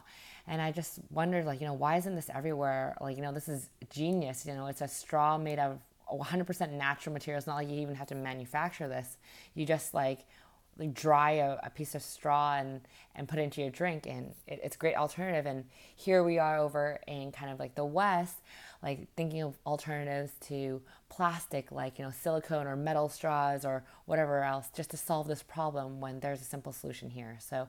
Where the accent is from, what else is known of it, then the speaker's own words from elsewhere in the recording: Vancouver, British Columbia, Canada; moved away as an adult; also born or lived in Alberta / Toronto; now in Vietnam; I am from Canada. I was born in Alberta, raised in Vancouver, and then spent my last 8 years before I moved to Vietnam in Toronto.